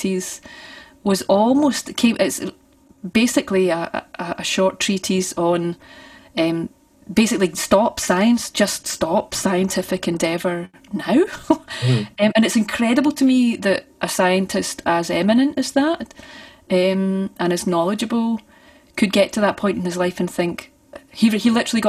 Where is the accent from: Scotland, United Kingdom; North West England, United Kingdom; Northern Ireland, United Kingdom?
Scotland, United Kingdom; Forth Valley, near Banknock; I grew up on top of a hill. It's a wee place called Brayface.